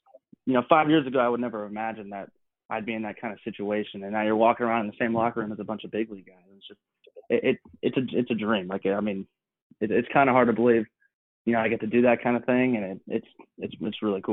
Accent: California, United States; moved away; also born or lived in North Carolina; I'm from California, and so, you know, growing up, baseball was always within my family

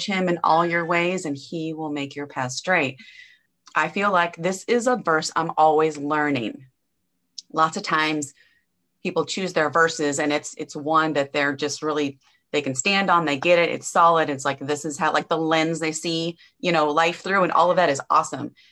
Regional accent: Nebraska, United States; born or raised there; now in Angleton, Texas, United States

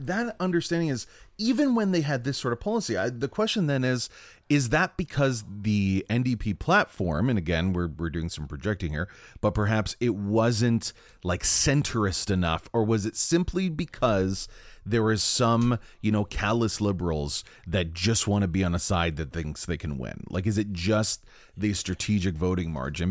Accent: Ontario, Canada; my hometown

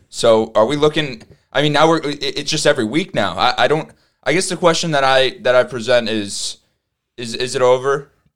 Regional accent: New York, United States; we're from New York

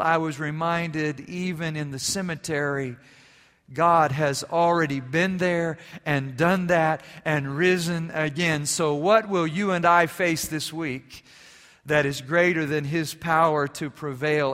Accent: Germany; moved away; growing up in Germany

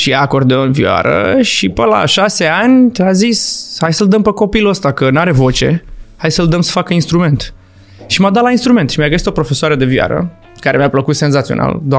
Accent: Galați, Galați County, Romania; Țiglina 3, Galați, pe blocul pe care scria Trăiască pe cere pe vremuri.

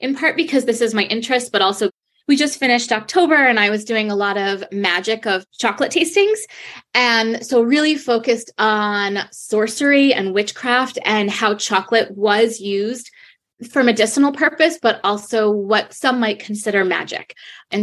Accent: Rhode Island, United States; moved away as an adult; now in Rochester, United States; I'm from Rhode Island

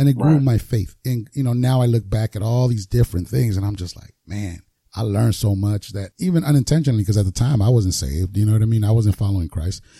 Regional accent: Los Angeles, California, United States; growing up in South Central where I did

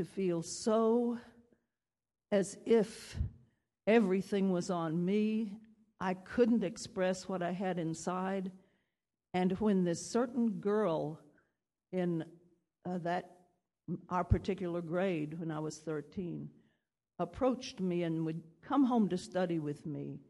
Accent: Oklahoma, United States; moved away; I was born in Oklahoma

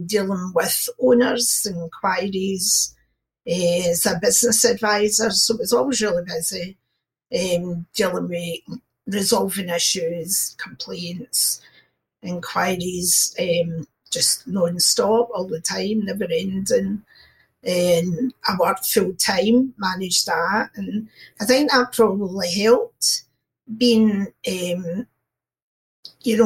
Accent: Glasgow, Scotland, United Kingdom; I'm from Glasgow in Scotland.

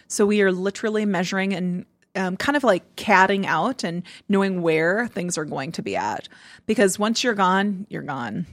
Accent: Nebraska, United States; moved away; I'm from Nebraska

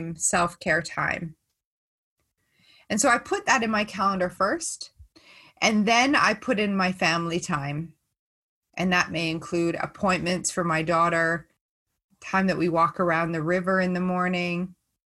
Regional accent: Stratford, Ontario, Canada; my hometown in Stratford

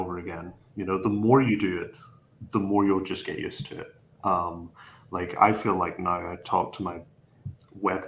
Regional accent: Ballymena, Northern Ireland, United Kingdom; I'm from this small. It's a smaller town. It's called Ballymena in County Antrim. So I'm from Northern Ireland rather than the Republic

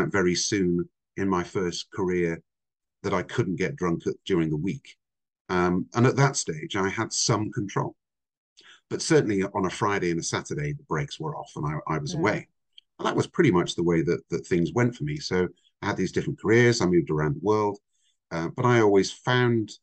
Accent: Somerset, South West England, United Kingdom; also born or lived in Vancouver, Canada; I'm actually Canadian. I was born in Vancouver, but I grew up in the UK. So I came to the UK when I was five, and I lived in the south of England, an area called Somerset

